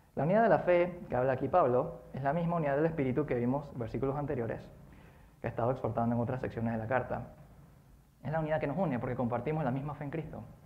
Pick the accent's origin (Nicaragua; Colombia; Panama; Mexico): Panama; Colón; Cuando era pequeño yo vivía en Colón